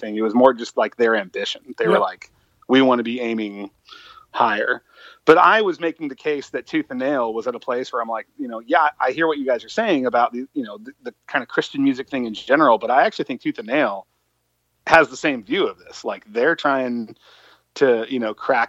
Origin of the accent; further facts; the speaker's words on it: Santa Cruz County, California, United States; we're all from Santa Cruz County